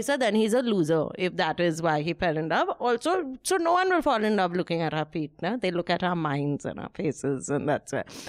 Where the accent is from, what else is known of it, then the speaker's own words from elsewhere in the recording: West Bengal, India; I'm from Bengal